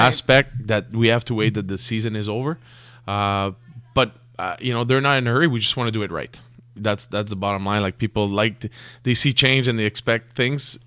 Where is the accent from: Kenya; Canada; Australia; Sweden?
Canada; we're Canadian